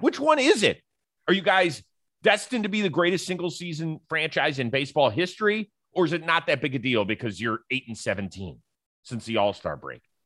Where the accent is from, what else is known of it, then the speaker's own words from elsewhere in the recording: Cleveland, Ohio, United States; moved away; I am in my hometown of Cleveland, Ohio for the next several days, visiting some family